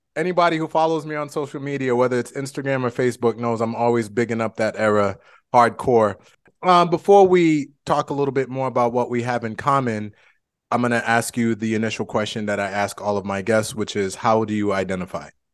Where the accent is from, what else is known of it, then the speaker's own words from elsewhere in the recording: Boston, Massachusetts, United States; moved away; we are both from Boston